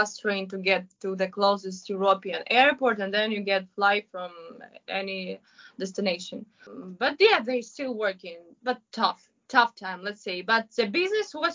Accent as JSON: {"language": "English", "region": "Kyiv", "country": "Ukraine", "tie": "born or raised there", "moved": "as an adult", "lives_now": "Shanghai, China", "said": "I'm from Kiev"}